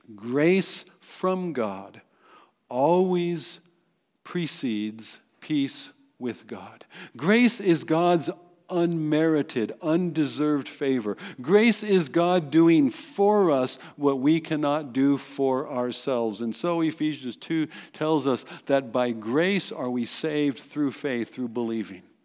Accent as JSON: {"language": "English", "country": "United States", "said": "in our identity as American citizens"}